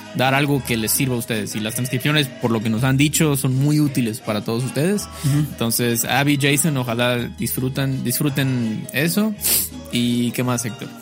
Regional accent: Mexico

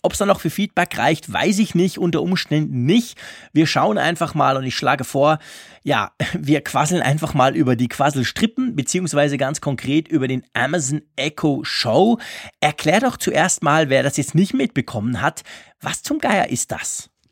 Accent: Switzerland; accent: Swiss German; meinem komischen Schweizer Dialekt

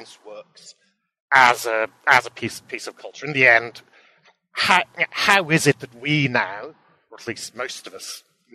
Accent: Aberystwyth, Wales, United Kingdom; born or raised there; also born or lived in Cambridge

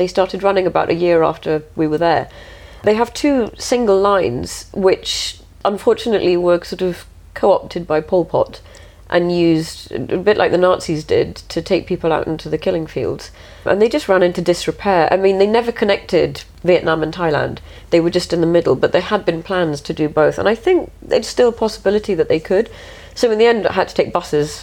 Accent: England, United Kingdom; I don't actually live in India, I'm English

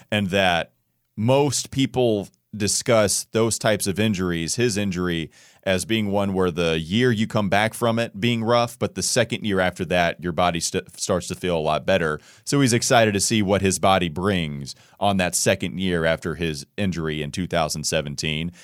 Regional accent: Indianapolis, Indiana, United States; moved away; I was born in Indianapolis

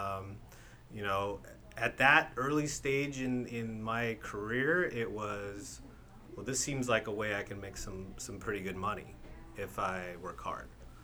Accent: Escondido, California, United States; I'm from Esco.

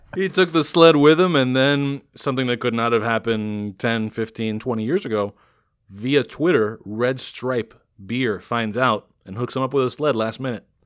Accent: Miami, Florida, United States; born and raised in Miami

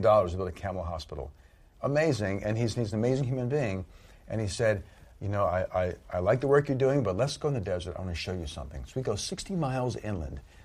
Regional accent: Southern Louisiana, United States; I grew up in Southern Louisiana

